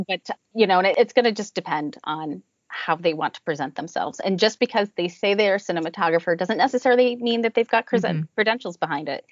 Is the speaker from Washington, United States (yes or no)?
no; New Jersey, United States; moved away as an adult; now in Cape Cod, United States; Originally, uh, we are from New Jersey and uh, mm-hmm. right around the New York metro area